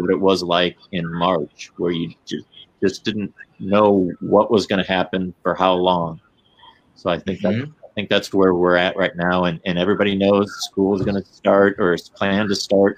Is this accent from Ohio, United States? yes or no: no; St. Louis, Missouri, United States; I'm from St. Louis, Missouri